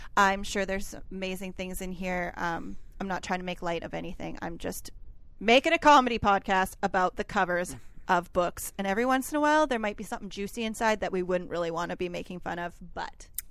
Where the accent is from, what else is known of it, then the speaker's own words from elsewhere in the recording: Canada; I'm a Canadian who doesn't speak French